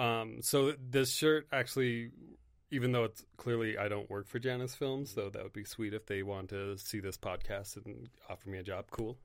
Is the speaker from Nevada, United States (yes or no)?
yes; Carson City, Nevada, United States; also born or lived in Monterey, California; I grew up in Carson. I was born in Monterey